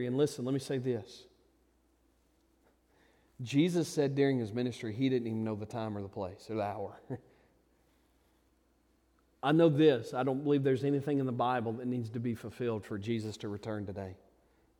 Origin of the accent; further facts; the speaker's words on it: United States; I'm proudly an American